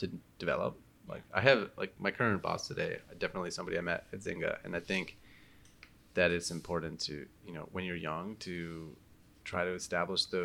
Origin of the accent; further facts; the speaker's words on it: Minnesota, United States; moved away as an adult; also born or lived in East Coast; now in San Francisco, United States; I was born in Minnesota and I was raised there until I was 18.